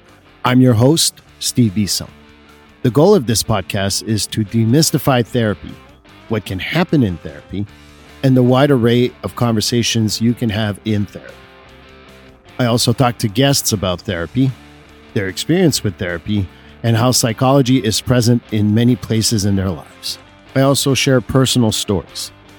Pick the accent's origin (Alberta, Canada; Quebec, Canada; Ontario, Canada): Quebec, Canada; Montreal; first language French; English is a second language; now in United States; I'm born and raised in Montreal, Quebec. So when you move to a different country, there is certain adaptations you have to do.